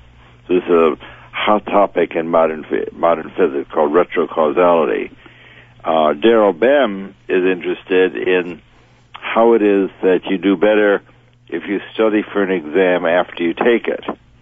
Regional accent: New York City, New York, United States; I got involved in ESP growing up in New York City

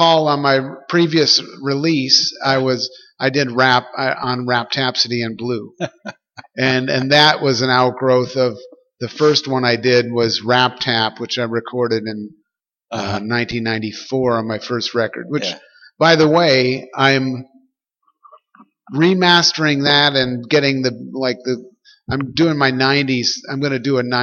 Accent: Crystal Lake, Illinois, United States; moved away; also born or lived in Japan; I grew up outside of Chicago

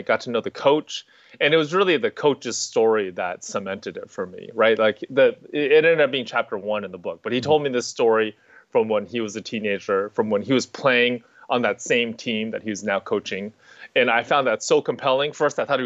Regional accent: Bay Area, California, United States; I grew up in the Bay Area

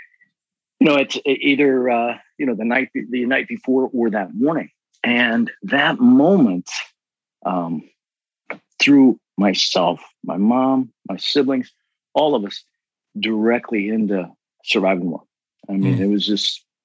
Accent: Cincinnati, Ohio, United States; We grew up in Cincinnati, Ohio

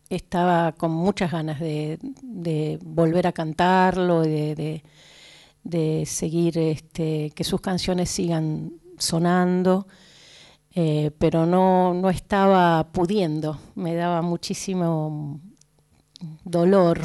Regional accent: Buenos Aires, Argentina; also born or lived in Córdoba / Mendoza; me tenga que quedar nuevamente en mi ciudad natal, porque yo nací aquí.

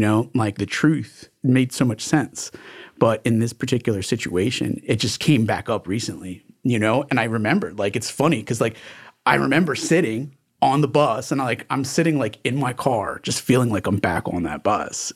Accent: Miami Beach, Florida, United States; also born or lived in New York; now in Broward County, United States; I came down here when I was, like, three or four years old and, uh, grew up in Miami

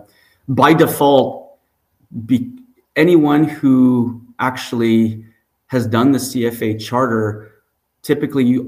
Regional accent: Montreal, Quebec, Canada; I'm actually born and raised in Montreal.

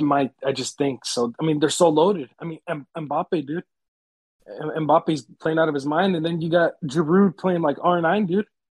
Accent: United States; I'm American

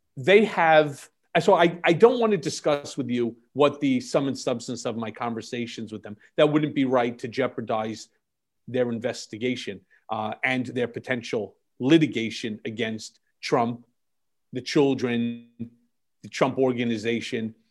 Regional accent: United States; also born or lived in New York; as an American

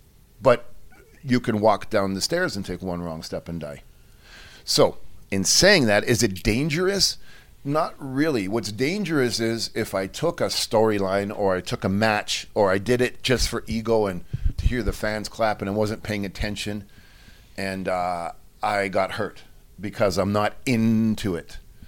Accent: Mexico; because I'm from Mexico and I'm hardcore

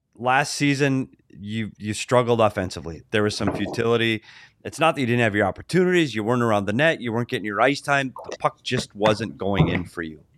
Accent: United States; I'm an American

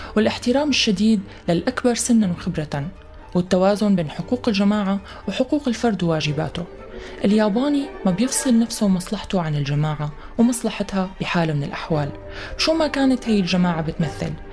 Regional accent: Syria; نحن كسوريين

